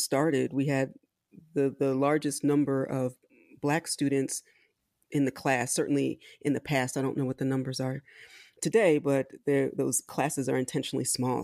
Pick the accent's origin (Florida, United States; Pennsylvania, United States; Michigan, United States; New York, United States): Pennsylvania, United States; Philadelphia; also born or lived in Washington, D.C.; I was technically born in D C, but I grew up in Philadelphia, Pennsylvania